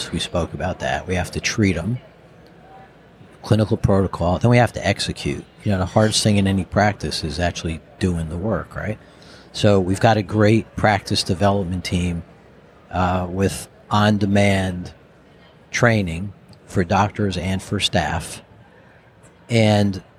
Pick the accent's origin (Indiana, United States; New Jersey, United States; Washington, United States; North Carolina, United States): New Jersey, United States; the guy from Jersey up here